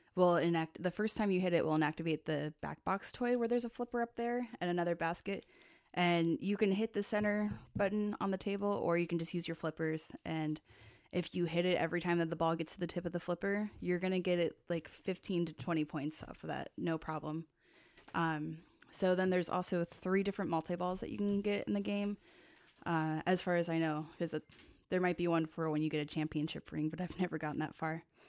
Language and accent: English; Tacoma, Washington, United States; I grew up in Tacoma.